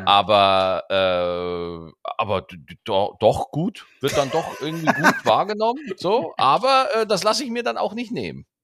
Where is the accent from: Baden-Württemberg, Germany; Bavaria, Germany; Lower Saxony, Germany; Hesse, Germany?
Bavaria, Germany; Lower; now in Cologne, Germany; Ich war in meiner Heimat, in Niederbayern war ich